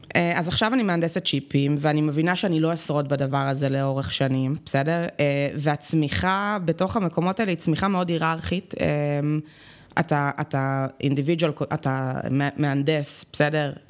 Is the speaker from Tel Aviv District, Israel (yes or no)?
yes; Tel Aviv, Tel Aviv District, Israel; הייתי בצופים, אצלנו בתל אביב זה היה נורא צופים, בסדר, אז בצופים מד' עד י"ב